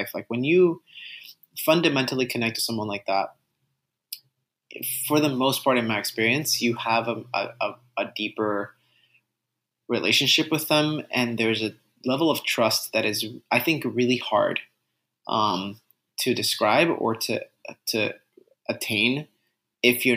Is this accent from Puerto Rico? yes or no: yes; Puerto Rico; first language Spanish; English is a second language; I was Puerto Rican, born and raised